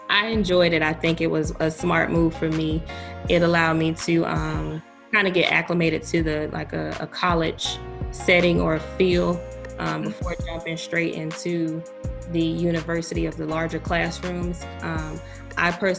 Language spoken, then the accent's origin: English; Tallahassee, Florida, United States; also born or lived in Orlando, Florida; I'm from Tallahassee, Florida